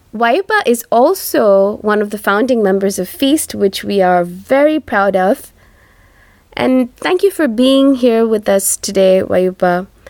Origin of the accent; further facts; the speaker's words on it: India; first language Tamil; English is a second language; from my home country, uh, India